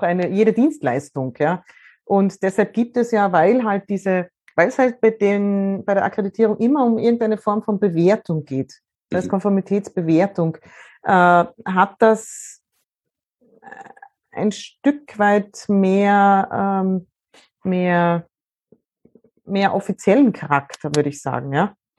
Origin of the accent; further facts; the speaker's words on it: Austria; bei uns in Österreich